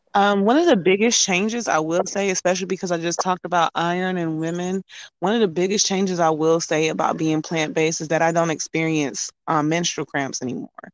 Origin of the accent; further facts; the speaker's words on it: Durham, North Carolina, United States; also born or lived in Brooklyn, New York; I'm from Brooklyn, New York, but I was raised in Durham, North Carolina.